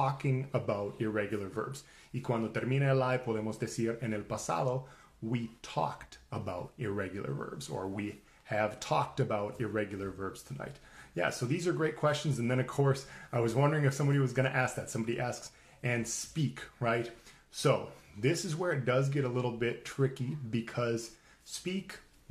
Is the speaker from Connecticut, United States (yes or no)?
no; Minnesota, United States; I grew up in Minnesota.